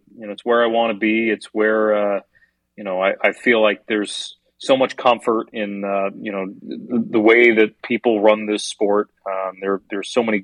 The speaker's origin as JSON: {"language": "English", "town": "New York City", "region": "New York", "country": "United States", "tie": "born or raised there", "moved": "as an adult", "lives_now": "Los Angeles, United States", "said": "Growing up in New York City"}